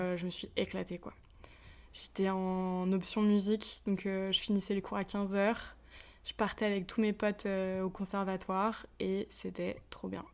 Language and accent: French; a small mountain village near Annecy, Auvergne-Rhône-Alpes, France; j'ai grandi perdu, perdu, perdu dans les montagnes, euh, dans une toute petite, dans un tout petit village